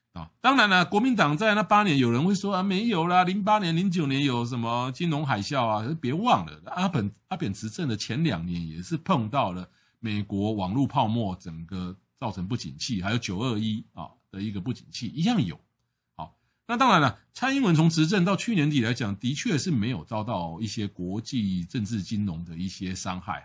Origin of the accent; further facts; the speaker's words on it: Taiwan; 我们台湾人赚的钱是日本人的百分之七十五